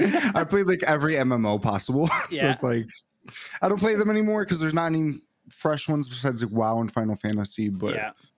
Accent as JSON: {"language": "English", "region": "Michigan", "country": "United States", "said": "I'm from Michigan."}